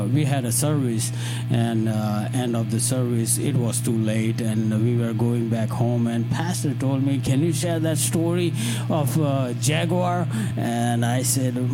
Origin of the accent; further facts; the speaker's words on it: India; English is a second language; now in United States; I'm from India